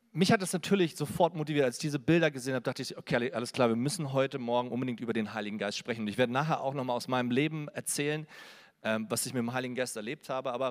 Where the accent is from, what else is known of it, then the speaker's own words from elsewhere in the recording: Berlin, Germany; Also ich komme aus Berlin, manchmal hört man es auch vielleicht noch raus.